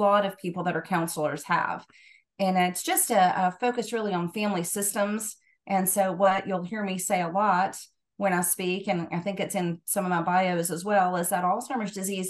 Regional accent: Georgia, United States; moved away as an adult; also born or lived in Knoxville, Tennessee; now in Tennessee, United States; I'm originally from Georgia, but moved to Tennessee in 2000.

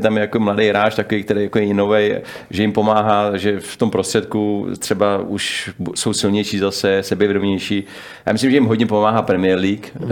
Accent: Czechia; u nás v Čechách

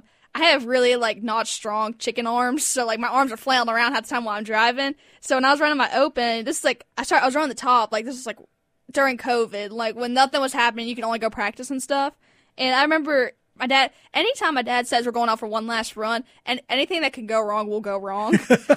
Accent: Mooresville, North Carolina, United States; Yeah, I was born in Mooresville, North Carolina.

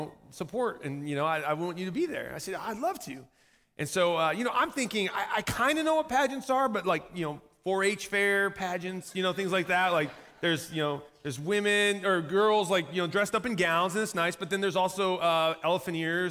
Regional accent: Southern Michigan, United States; I grew up in Southern Michigan.

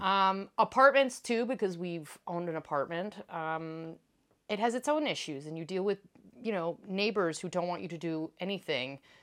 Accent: East Coast, United States; now in France; in the house I grew up in on the East Coast

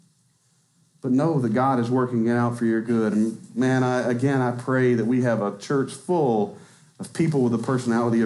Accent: Arkansas, United States; I'm from Arkansas.

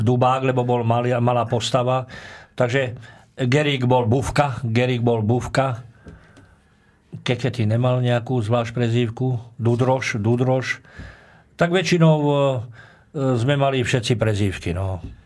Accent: Trnava, Trnava Region, Slovakia; also born or lived in Handlová; ja som rodák z Trnavy, keď som mal 6 rokov, tak rodičia, otec, e, otec išiel robiť vychovávateľa do Banického učilišta Handlová

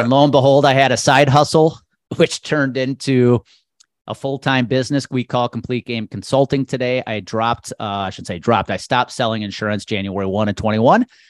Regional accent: Milwaukee area, Wisconsin, United States; it's my hometown team, living thirty miles outside of Milwaukee

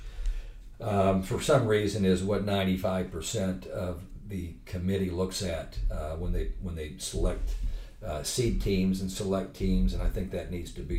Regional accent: Muncie, Indiana, United States; growing up in Muncie, Indiana in the 60s and 70s

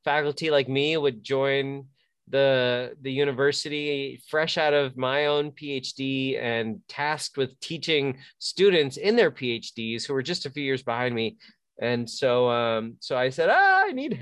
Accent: New Jersey, United States; I'm from the East Coast. I grew up in New Jersey, so I appreciate hints of the Northeast.

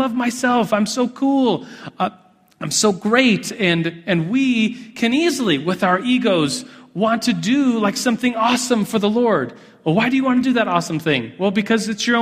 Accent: United States; as an American with endless opportunities

